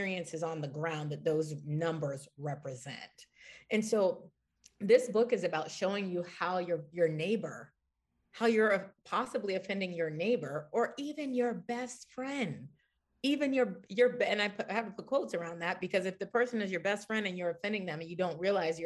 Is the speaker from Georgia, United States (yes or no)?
no; Washington, District of Columbia, United States; I'm from Washington, D.C.